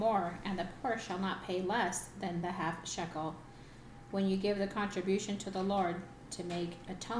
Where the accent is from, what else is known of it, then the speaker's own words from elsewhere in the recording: Kingman, Arizona, United States; I'm Eric's other half from Kingman, Arizona.